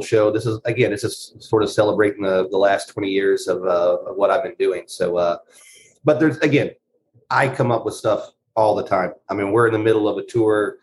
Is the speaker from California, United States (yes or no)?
no; North Carolina, United States; moved away as an adult; now in Los Angeles, United States; I live in Los Angeles. I've lived here for 13 years. I'm originally from North Carolina.